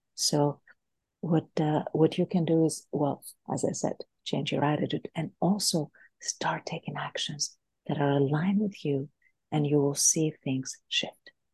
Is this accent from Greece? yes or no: yes; Greece; moved away; also born or lived in United States / Boston / California; I am originally from Greece